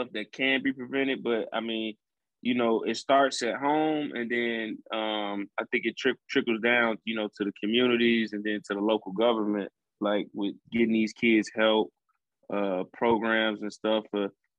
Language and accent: English; Chicago, Illinois, United States; now in Houston, United States; Chicago, man, it's a beautiful city, man. It's my hometown. I love it. You know, grew up there, you know, all of my life till I moved here